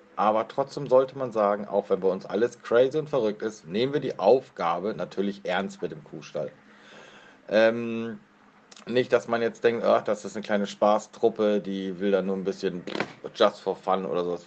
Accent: near Kiel, Schleswig-Holstein, Germany; komme aus der Nähe von Kiel

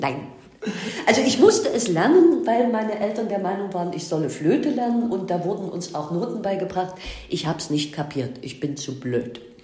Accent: Leipzig, Saxony, Germany; ich bin in Leipzig geboren, und habe hier den wunderbaren Beruf des Buchhändlers gelernt

